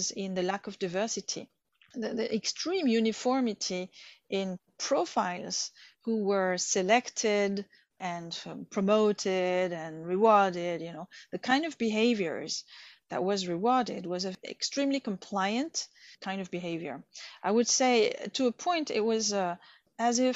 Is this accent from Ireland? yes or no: no; Bordeaux, Nouvelle-Aquitaine, France; moved away as an adult; also born or lived in Vietnam; I studied in France in my hometown, Bordeaux, political science